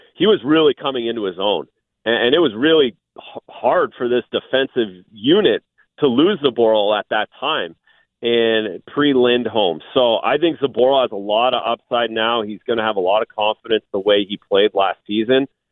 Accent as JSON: {"language": "English", "region": "Ontario", "country": "Canada", "said": "being from Ontario, Canada."}